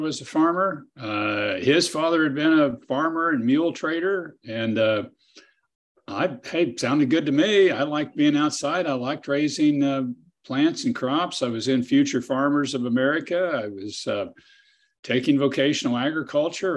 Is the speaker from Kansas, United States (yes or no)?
yes; Kansas, United States; I'd try to practice law near my hometown and farm on the side.